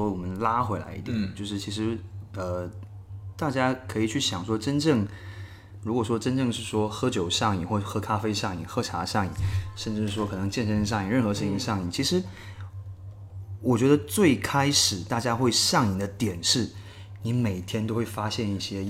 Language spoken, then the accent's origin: Chinese; Fujian, China; 那就就像我们闽南人一